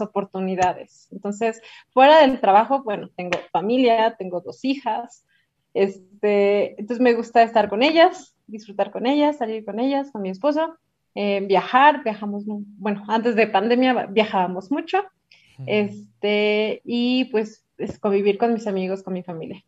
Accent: Toluca, State of Mexico, Mexico; now in Mexico City, Mexico; Yo soy de Toluca, pero muchos años he vivido aquí en Ciudad de México

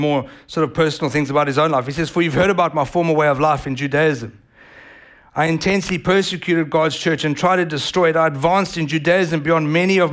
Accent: South Africa; accent: South African; now in United States; I was born in South Africa, I was a first generation South African born to Italian immigrant parents

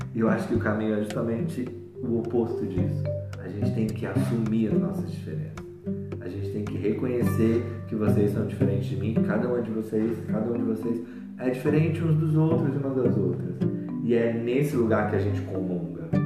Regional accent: Southeast, Brazil; moved away; lá no Sudeste, de onde eu venho

